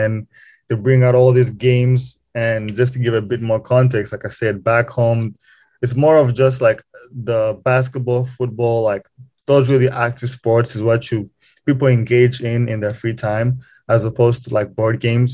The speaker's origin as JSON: {"language": "English", "region": "Kigali", "country": "Rwanda", "tie": "born or raised there", "moved": "as an adult", "lives_now": "Lincoln, United States", "said": "was born and raised in Kigali, Rwanda, which is in East Africa. I spent most of my life there, high school, all that stuff"}